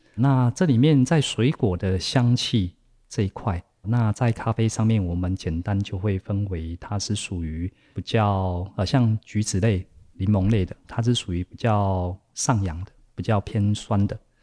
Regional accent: Taiwan; 我们台湾人比较熟悉喝茶的方式

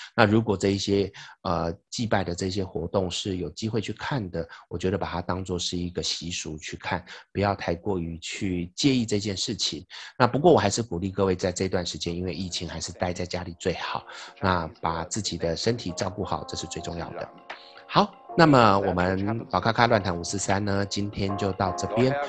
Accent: Taiwan; 我们台湾人

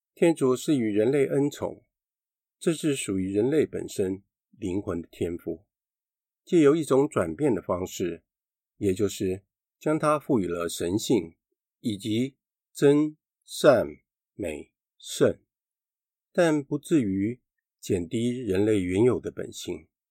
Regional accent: Taiwan; 我们台湾人民

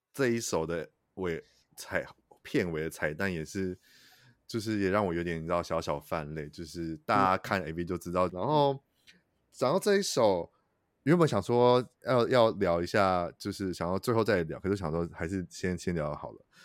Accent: Taichung, Taiwan; 我是台中人，在台中生嗯活

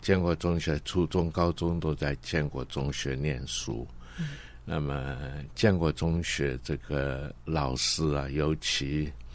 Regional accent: Guangdong, China; accent: Cantonese accent; first language Cantonese; Chinese is a second language; now in Taiwan; 所以我的母语是广东话嗯。所以我现在讲的国语啊，也是不是很标准啊，人家一听着有广东音在里面啊

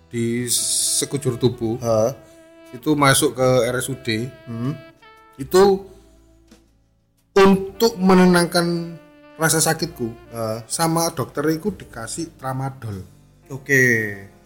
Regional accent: East Java, Indonesia; kita orang Jawa Timur

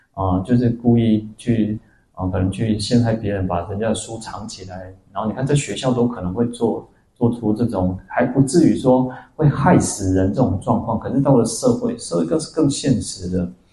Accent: Taiwan; also born or lived in Taipei; 我出生在台湾，然后我在哪里出家，我到了台北

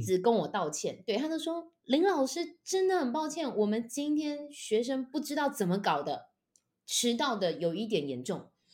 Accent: Taichung, Taiwan; moved away as an adult; now in Taipei, Taiwan; 因为我是台中人，然后我后来台北我是因为到了台北来念大学，我就一直都在台北发展

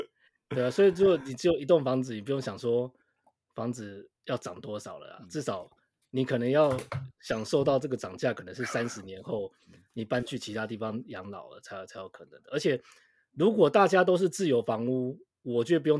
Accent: Taipei, Taiwan; 我台北人，我就我台北人。

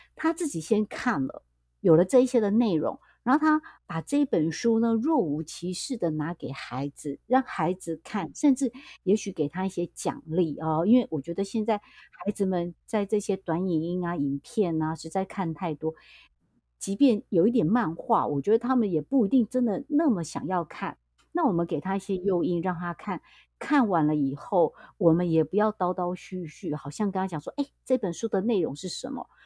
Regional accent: Taiwan; 像我觉得我们台湾啊

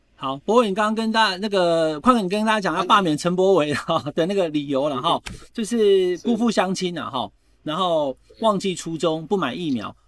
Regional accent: Taichung, Taiwan; now in Taipei, Taiwan; 我台中人

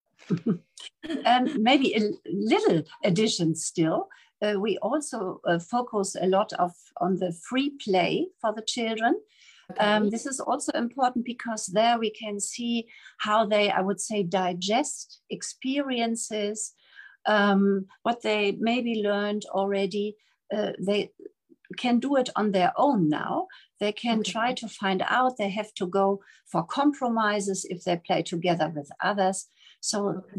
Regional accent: Germany; moved away as an adult; also born or lived in Namibia; now in Taipei, Taiwan; I'm coming from Germany and I'm here in Taipei

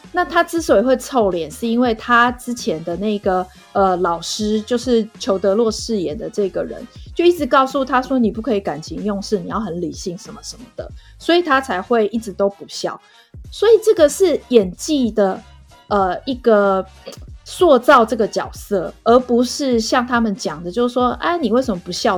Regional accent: Taiwan; 我们这个台湾

